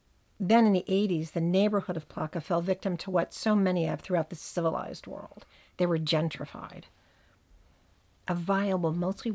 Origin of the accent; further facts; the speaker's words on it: Montclair, New Jersey, United States; accent: Jersey; my hometown, Montclair, New Jersey.